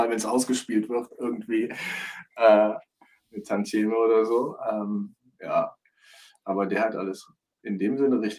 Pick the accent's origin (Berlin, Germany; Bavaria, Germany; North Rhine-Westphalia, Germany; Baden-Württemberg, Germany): North Rhine-Westphalia, Germany; Düren; Die sind in Köln, ich komme aus Düren, das liegt ungefähr 40, 50 Kilometer von Köln entfernt.